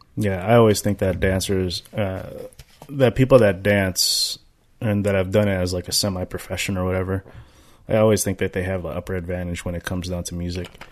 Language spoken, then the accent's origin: English; United States; I'm American. I grew up here